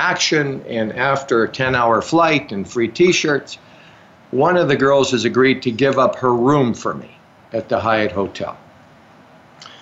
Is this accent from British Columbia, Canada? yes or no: no; Calgary, Alberta, Canada; I grew up in Calgary.